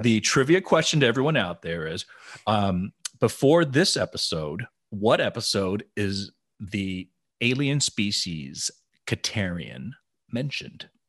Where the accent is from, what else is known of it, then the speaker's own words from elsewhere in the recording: Tennessee, United States; I'm from Tennessee